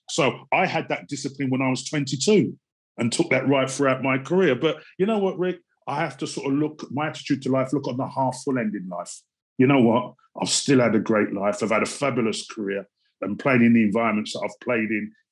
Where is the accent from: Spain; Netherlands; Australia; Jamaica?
Jamaica; I come from Jamaica. I'm of Jamaican parentage. Proud to be black. Proud to be of Jamaican parentage.